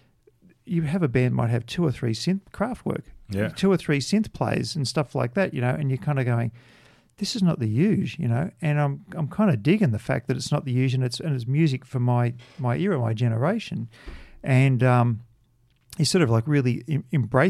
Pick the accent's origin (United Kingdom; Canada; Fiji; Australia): Australia; growing up in Australia. I mean, Australia, particularly through the 70s